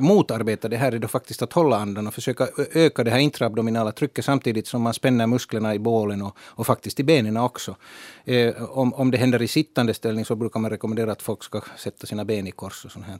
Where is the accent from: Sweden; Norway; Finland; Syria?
Finland; vi i Finland